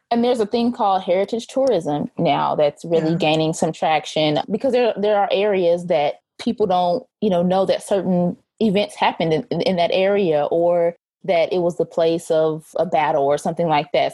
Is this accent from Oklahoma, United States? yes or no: yes; Muskogee, Oklahoma, United States; moved away as an adult; now in Texas, United States; I am originally from the Muskogee Summit, Oklahoma area. That is where I grew up for most of my childhood